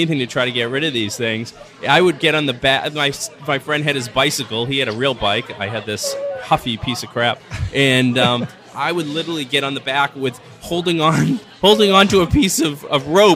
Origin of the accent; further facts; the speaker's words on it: Franklin, Massachusetts, United States; I grew up in Franklin, Mass